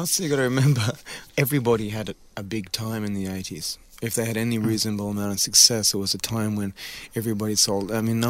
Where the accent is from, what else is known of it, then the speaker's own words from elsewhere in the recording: Australia; We're Australian.